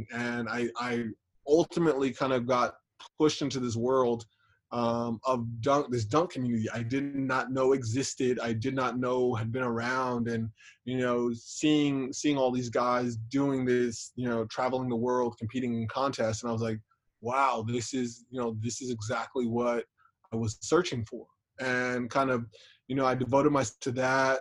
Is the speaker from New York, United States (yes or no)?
no; Los Angeles, California, United States; now in Fresno, United States; I am originally from Los Angeles, California